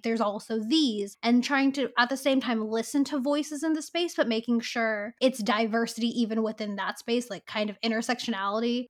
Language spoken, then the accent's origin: English; Bay Area, California, United States; I grew up in the Bay Area